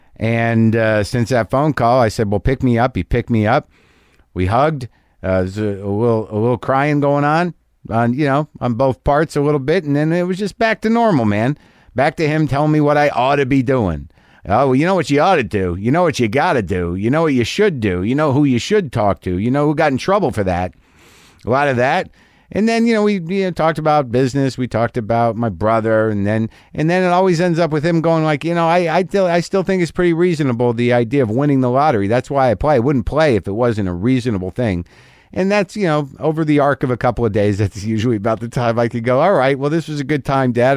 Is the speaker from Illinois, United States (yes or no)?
no; New Mexico, United States; moved away; I just got back from New Mexico. I did a benefit out there in my hometown